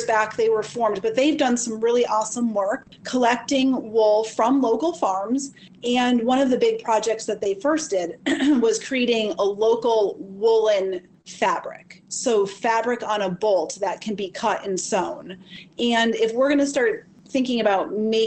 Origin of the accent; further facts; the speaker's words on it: Chicopee, Massachusetts, United States; moved away as an adult; now in Ashfield, United States; I grew up in Chicopee in a very standard American household.